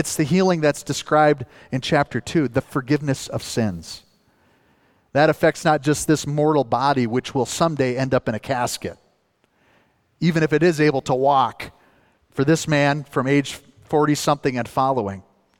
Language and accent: English; northern Minnesota, United States; accent: northern Minnesotan; I'm from northern Minnesota